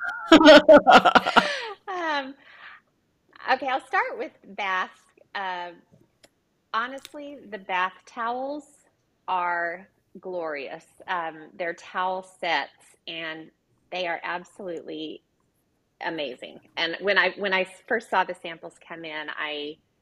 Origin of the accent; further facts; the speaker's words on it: Oklahoma, United States; also born or lived in Los Angeles; I grew up in Oklahoma